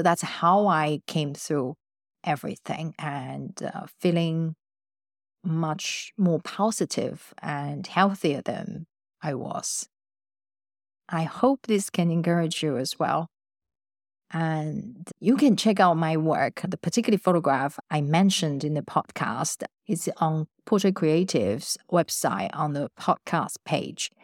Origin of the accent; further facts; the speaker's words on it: Taiwan; moved away as an adult; I grew up in Taiwan.